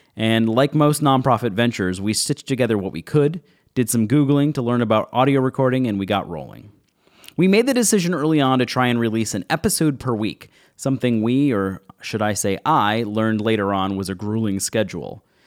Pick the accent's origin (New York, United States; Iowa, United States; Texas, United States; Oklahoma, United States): New York, United States; Buffalo; Growing up in Buffalo, New York